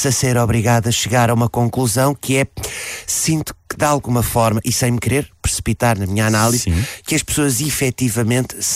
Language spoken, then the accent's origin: Portuguese; Nigeria; first language English; Portuguese is a second language; Eu sou nigeriana, minha língua materna é o inglês, mas aprendi português com portugueses. Logo, o meu sotaque africano do inglês não passa para o português, percebe?